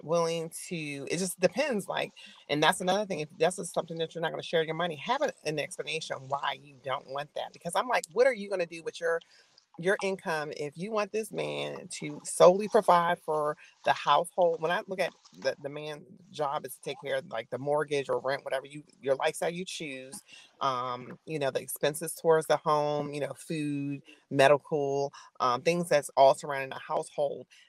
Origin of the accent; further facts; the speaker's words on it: Albany, United States; I was born and raised in Albany